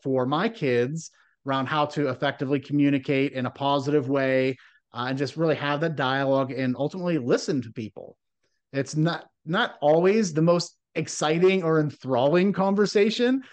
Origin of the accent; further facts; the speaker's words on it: Midwest, United States; growing up in the Midwest